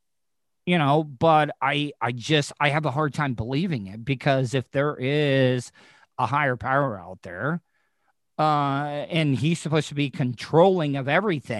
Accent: the South, United States; also born or lived in Orlando; growing up in the South

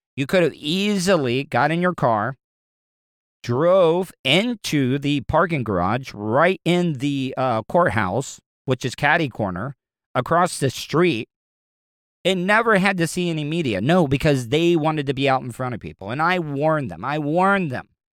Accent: the South, United States; I grew up in the South all my life

